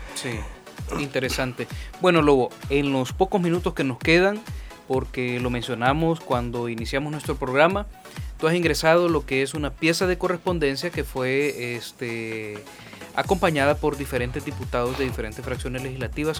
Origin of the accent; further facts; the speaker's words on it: El Salvador; como salvadoreños